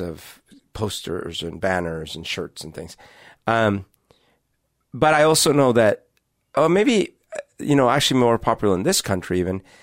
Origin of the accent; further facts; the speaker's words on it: Colombia; now in Seattle, United States; Growing up in Columbia